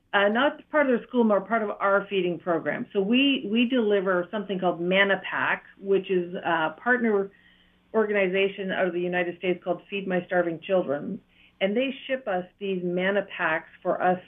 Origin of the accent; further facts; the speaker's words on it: Matheson, Ontario, Canada; accent: Ontario; moved away as an adult; also born or lived in Iroquois Falls / Brockville / Toronto; now in Eswatini; I grew up in northern Ontario in a little town called Matheson